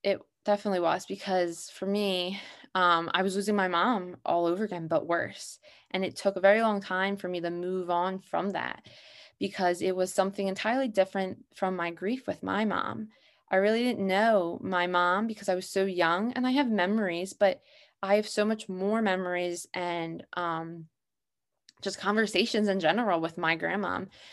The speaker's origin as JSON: {"language": "English", "town": "Abington", "region": "Pennsylvania", "country": "United States", "said": "I'm from Abington, Pennsylvania"}